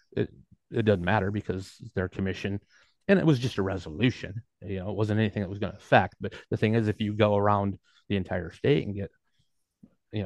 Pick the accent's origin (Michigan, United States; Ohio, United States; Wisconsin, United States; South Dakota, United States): Michigan, United States; Kalamazoo; I'm from Kalamazoo